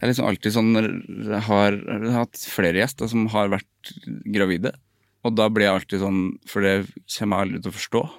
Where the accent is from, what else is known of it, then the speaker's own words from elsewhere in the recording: Overhalla, Trøndelag, Norway; Jeg kommer fra Overhalla